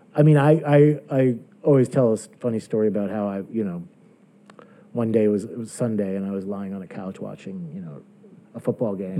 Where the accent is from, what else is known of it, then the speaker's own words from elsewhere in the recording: Closter, New Jersey, United States; moved away as an adult; now in New York, United States; I was born in New York, but I grew up in, in New Jersey